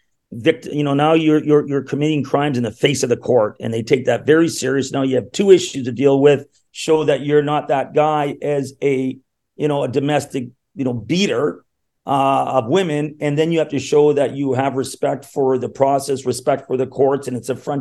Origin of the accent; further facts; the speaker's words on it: Thunder Bay, Ontario, Canada; now in Toronto, Canada; I'm actually from Thunder Bay, Ontario, the Great White North